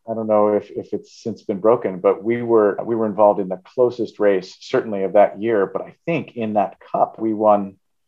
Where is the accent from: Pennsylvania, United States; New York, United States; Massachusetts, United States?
Massachusetts, United States; Marion; I grew up in Marion for a significant part of my life